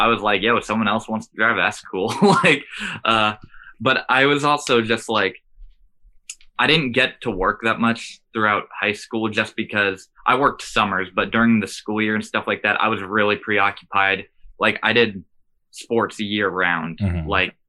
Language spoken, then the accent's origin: English; Bethlehem, Pennsylvania, United States; moved away as an adult; also born or lived in Delaware County, Pennsylvania; Yeah, so I'm from Bethlehem, Allentown, Lehigh Valley area, that's about an hour and a half north of Philadelphia. It's interesting because it's like a small city, but we have like our own hardcore scene and history and stuff like that.